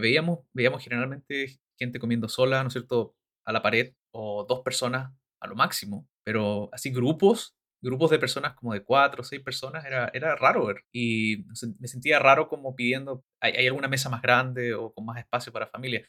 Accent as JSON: {"language": "Spanish", "country": "Chile", "moved": "yes", "said": "por estar ya harto tiempo fuera de Chile"}